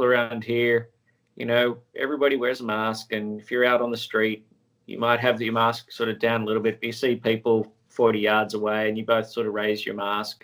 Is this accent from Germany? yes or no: no; Sydney, New South Wales, Australia; moved away as an adult; now in Los Angeles, United States; I was born and raised in Sydney, Australia